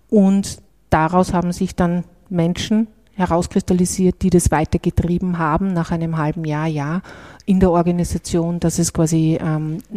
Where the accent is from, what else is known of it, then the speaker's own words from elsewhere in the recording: Salzburg, Austria; Den Dialekt hat er noch nicht hundertprozentig abgelegt, was ich sehr persönlich sehr nett finde als {S0} Salzburgerin.